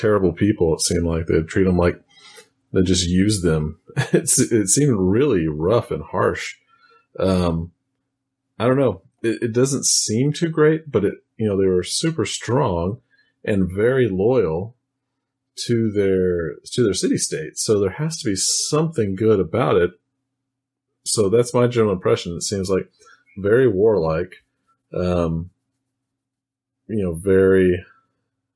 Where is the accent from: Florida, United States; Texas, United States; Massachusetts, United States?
Texas, United States; I am from Texas, still here today recording this